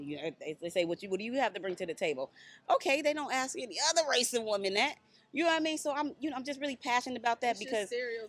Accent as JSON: {"language": "English", "town": "Dayton", "region": "Ohio", "country": "United States", "said": "I'm from Dayton, Ohio, so it was either black people or it was white people, period."}